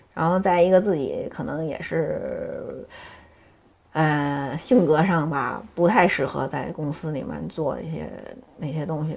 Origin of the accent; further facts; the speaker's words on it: Beijing, China; 我从小就在这儿，我没有离开过